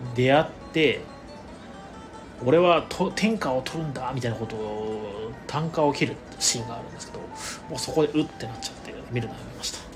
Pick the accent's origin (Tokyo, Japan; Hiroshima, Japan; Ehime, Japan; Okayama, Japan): Ehime, Japan; 地元の愛媛県